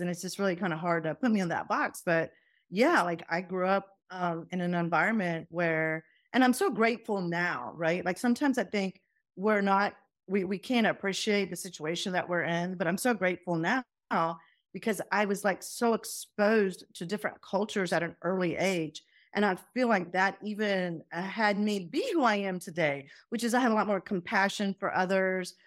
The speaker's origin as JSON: {"language": "English", "town": "Doraville", "region": "Georgia", "country": "United States", "tie": "born or raised there", "also_born_or_lived": "Faisalabad, Pakistan", "accent": "southern", "first_language": "Punjabi", "said": "I landed in Atlanta, Georgia. and in Atlanta, Georgia, I grew up there"}